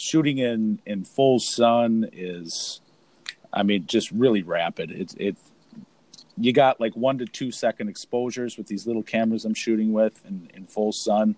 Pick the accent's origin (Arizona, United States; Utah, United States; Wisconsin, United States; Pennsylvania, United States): Wisconsin, United States; Milwaukee; I'm originally from the Milwaukee area and the surrounding